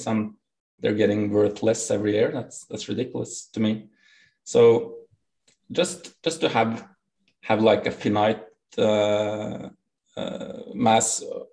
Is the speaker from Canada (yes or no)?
no; Norway; accent: Norwegian; English is a second language; I'm from Norway. That's correct. We have the most broken English accent in the world